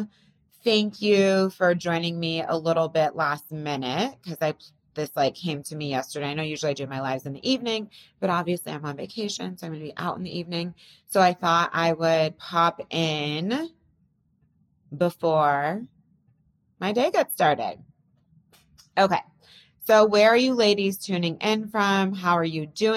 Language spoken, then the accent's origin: English; California, United States; also born or lived in Bay Area; now in New York, United States; I grew up in California.